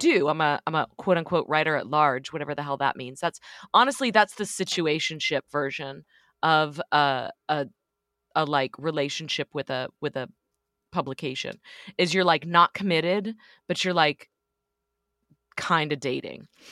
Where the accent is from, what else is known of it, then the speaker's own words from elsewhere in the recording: Dallas, Texas, United States; moved away as an adult; also born or lived in New York; I grew up in Dallas, kinda wanting to live anywhere else